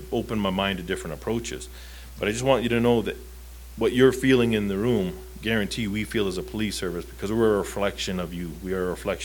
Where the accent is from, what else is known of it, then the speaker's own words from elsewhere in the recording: Southern Ontario, Canada; Growing up in Southern Ontario, that close to New York State